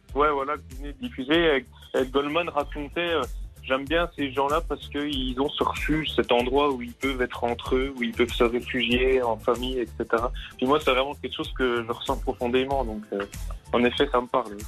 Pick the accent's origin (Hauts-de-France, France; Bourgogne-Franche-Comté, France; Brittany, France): Bourgogne-Franche-Comté, France; Mamirolle; also born or lived in Paris; now in Loue valley, France; Alors, je suis originaire de Mamie roll. Maintenant, j'habite pas très loin de Mamie roll, dans la vallée de la Loue